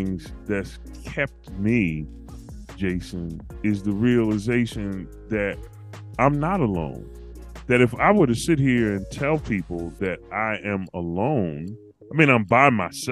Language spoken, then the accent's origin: English; Philadelphia, Pennsylvania, United States; my childhood growing up in Philly